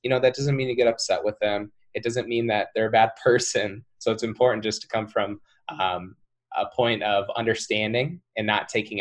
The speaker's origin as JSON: {"language": "English", "town": "Cedar Rapids", "region": "Iowa", "country": "United States", "tie": "born or raised there", "said": "I'm from Cedar Rapids, Iowa"}